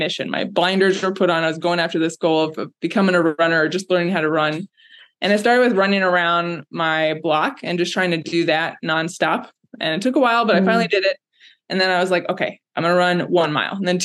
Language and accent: English; Orlando, Florida, United States; moved away as an adult; also born or lived in Savannah, Georgia / Chicago; I was born and raised in Florida, Orlando